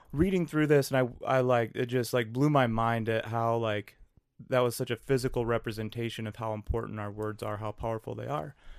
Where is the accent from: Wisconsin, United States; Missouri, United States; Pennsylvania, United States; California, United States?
Wisconsin, United States; New Richmond; now in Minneapolis, United States; I grew up in Western Wisconsin